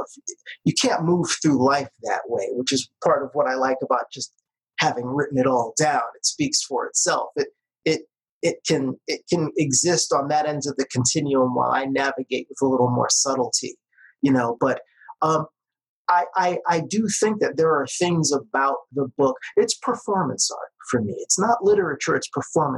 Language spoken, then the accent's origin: English; New York City, New York, United States; I spent half of my childhood in the kind of diversity that doesn't even exist anymore, you know, in New York City. If you go back to the neighborhood I grew up